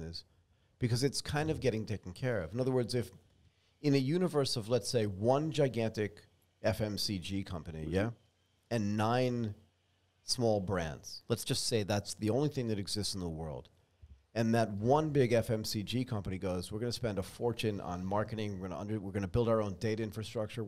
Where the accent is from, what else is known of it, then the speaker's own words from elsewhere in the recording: United States; accent: American; my American accent